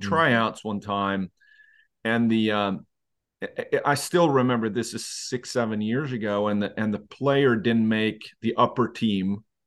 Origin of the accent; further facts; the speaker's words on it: Leksand, Dalarna County, Sweden; I am from Lexand